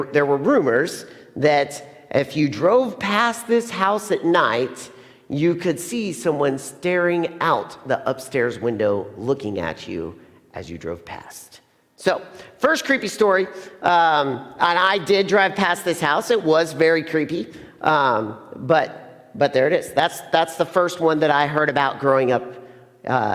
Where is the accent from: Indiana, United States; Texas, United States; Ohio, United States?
Indiana, United States; Plainfield; I grew up in Plainfield